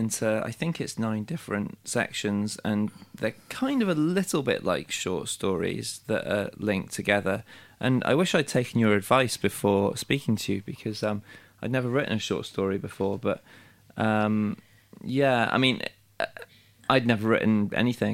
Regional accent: Wales, United Kingdom; moved away; I'm from Wales, but I'd moved away.

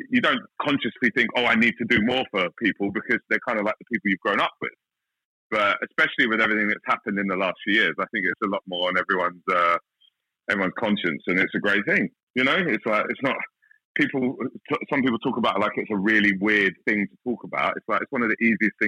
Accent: London, United Kingdom; moved away as an adult; now in Australia; I grew up in South London

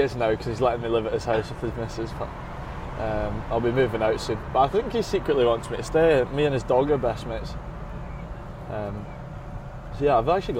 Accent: Edinburgh, Scotland, United Kingdom; moved away as an adult; also born or lived in Glasgow; now in England; I grew up in Edinburgh, but I have to say I'm an adopted Glaswegian now. I feel like I've gotten more Scottish in my voice, especially after living in England.

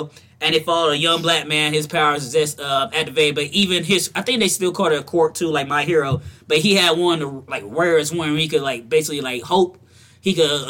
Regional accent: the South, United States; because I'm from the South.

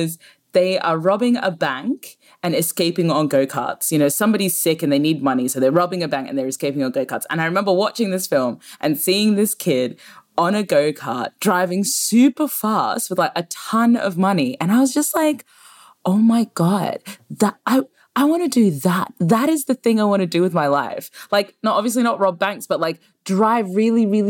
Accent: Brisbane, Queensland, Australia; moved away as an adult; now in London, United Kingdom; growing up in Brisbane

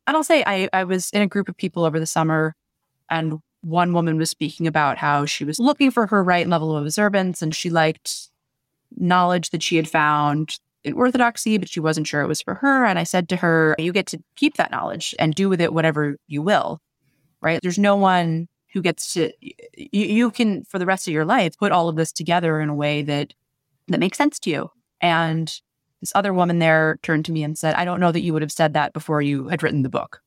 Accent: United States; as an American Jew

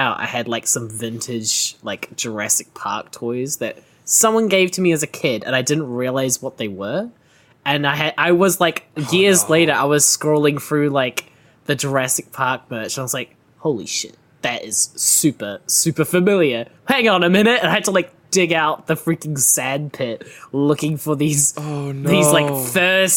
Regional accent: Auckland, New Zealand; I'm from Auckland

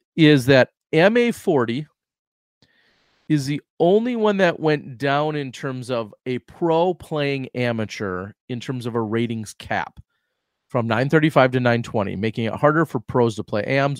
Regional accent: Wisconsin, United States; I grew up in Wisconsin

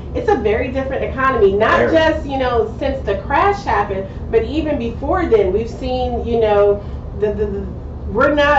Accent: New York, United States; moved away; We're originally from New York

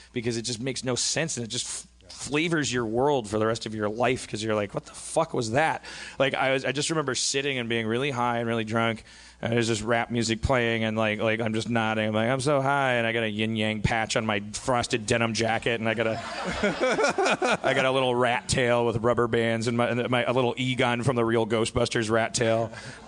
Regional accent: Brown Deer, Wisconsin, United States; moved away; in my hometown of Brown Deer, Wisconsin

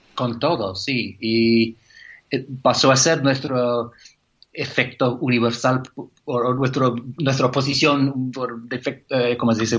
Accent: Canada; now in England; como buen canadiense

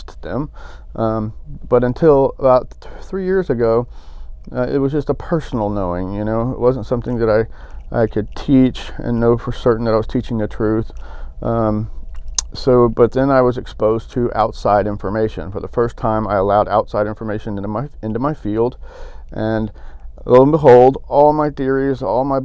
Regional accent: Pilot Point, Texas, United States; also born or lived in Dallas, Texas; I grew up in Pilot Point, Texas, and in Dallas

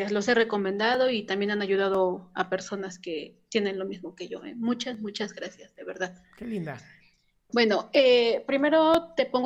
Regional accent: Mexico; yo soy de México igual.

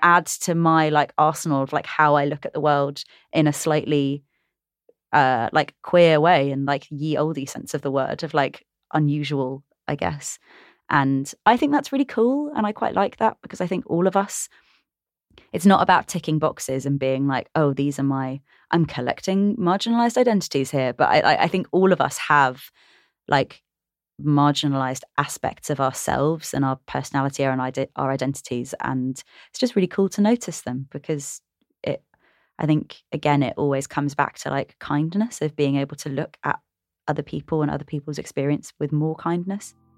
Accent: England, United Kingdom; I'm dual heritage, I'm British and Sri Lankan

